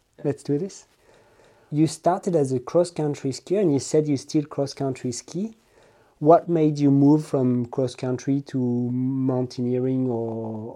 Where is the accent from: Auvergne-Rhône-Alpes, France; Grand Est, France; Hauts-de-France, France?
Auvergne-Rhône-Alpes, France; Les Contamines-Montjoie; now in Annecy, France; Based in Annecy, and I grew up in Les Contamines, which is in between Megève and Chamonix.